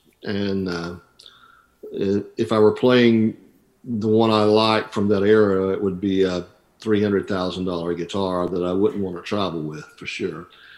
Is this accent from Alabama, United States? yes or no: yes; Rock Stand, Alabama, United States; I grew up in a little community called Rock Stand, Alabama, which is halfway between two other small towns, Roanoke and Wedowee, Alabama.